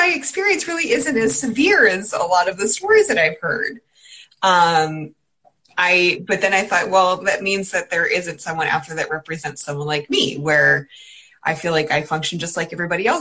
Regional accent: Pennsylvania, United States; also born or lived in South Carolina / California / New Jersey; now in Connecticut, United States; I grew up in Pennsylvania

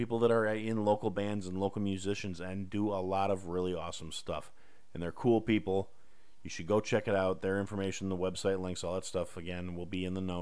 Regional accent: Kenosha, Wisconsin, United States; my hometown, recently in the news due to a lot of really rotten reasons. Kenosha, Wisconsin

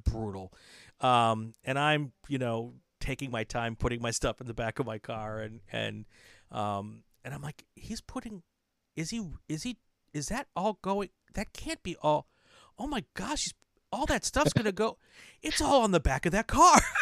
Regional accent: Wisconsin, United States; moved away; I grew up in Wisconsin

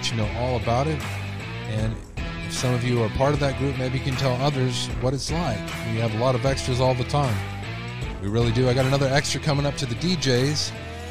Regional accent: Texas, United States; my home state

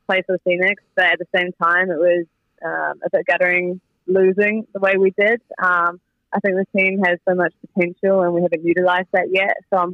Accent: New Zealand; moved away as an adult; it's nice to be back in my hometown where I grew up

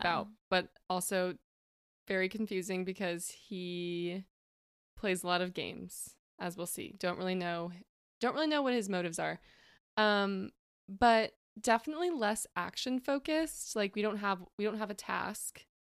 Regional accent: West Coast, United States; moved away as an adult; now in Indianapolis, United States; not from Indy, I'm from the West Coast

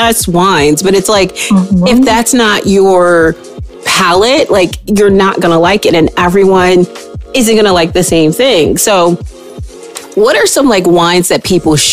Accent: Illinois, United States; moved away; I'm originally from Illinois

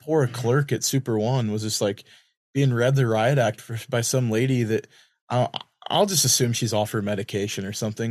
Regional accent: Lewiston, Idaho, United States; I'd always know I'm home when I would smell. If you've ever been to Lewiston, there's a smell

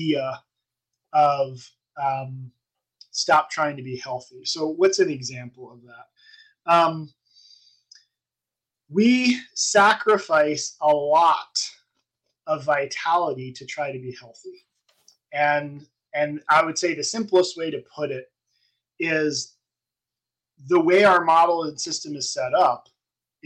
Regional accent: East Brunswick, New Jersey, United States; I was in East Brunswick

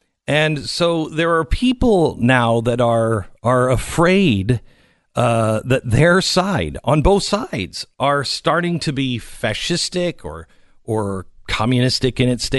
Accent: Seattle, Washington, United States; One of them is a evolutionary biologist at Evergreen University, and I grew up in Seattle.

